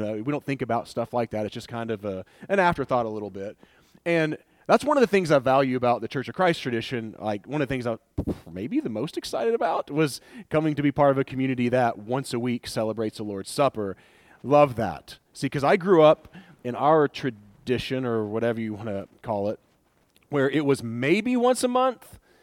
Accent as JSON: {"language": "English", "town": "Wartburg", "region": "Tennessee", "country": "United States", "said": "Wartburg. That's where I'm from."}